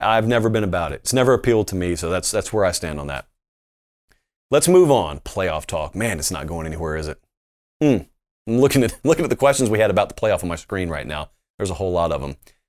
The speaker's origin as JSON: {"language": "English", "region": "Southern United States", "country": "United States", "tie": "born or raised there", "said": "But I grew up in the South, and so everybody spoke English to varying degrees and college football fluently."}